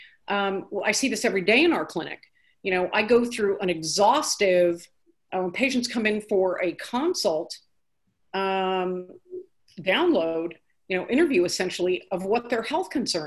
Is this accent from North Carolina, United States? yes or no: no; California, United States; moved away as an adult; now in Nashville, United States; growing up in California